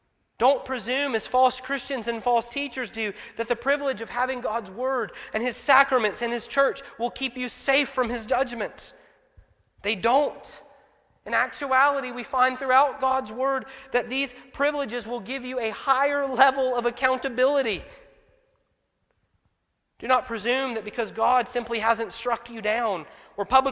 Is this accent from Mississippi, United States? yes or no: yes; Grenada, Mississippi, United States; also born or lived in Hawaii / Gulfport, Mississippi; I grew up in Grenada swimming in a lake.